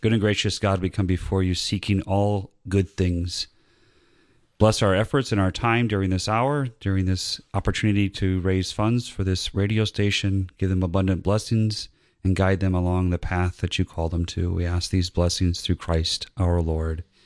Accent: Northwest Indiana, United States; moved away as an adult; also born or lived in Latrobe, Pennsylvania; now in Georgia, United States; I grew up in Northwest Indiana near Chicago

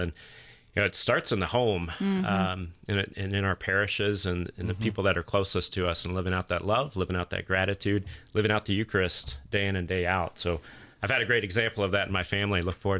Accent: Atlanta, Georgia, United States; I've been blessed to be back in the Archdiocese a little over 4 years now, which has been, I grew up here in the Archdiocese.

